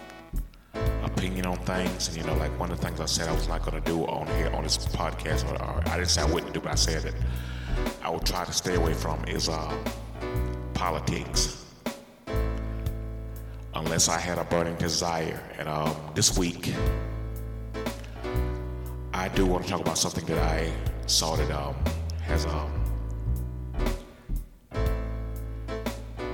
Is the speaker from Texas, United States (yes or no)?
no; South Carolina, United States; I grew up in South Carolina, been here all my life.